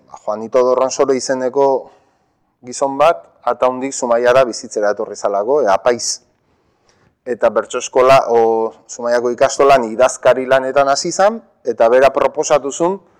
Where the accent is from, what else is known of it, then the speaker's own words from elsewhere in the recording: Zumarraga, Basque Country, Spain; first language Spanish; Basque is a second language; ikastolan ere gazteleraz egiten genuen, ze urretxu eta sumarragan ba, emigrazio handia egon